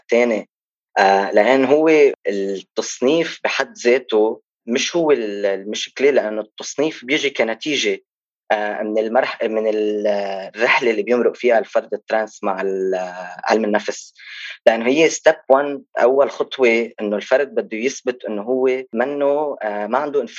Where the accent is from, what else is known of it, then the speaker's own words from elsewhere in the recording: Lebanon; بس بتلاقي بلبنان عندنا ثقافه انه في كتير ناس بتنجبر